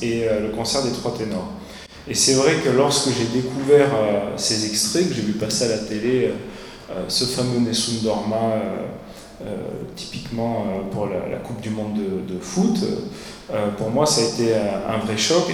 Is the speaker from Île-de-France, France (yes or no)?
no; Ardèche, Auvergne-Rhône-Alpes, France; moved away as an adult; j'ai quitté l'Ardèche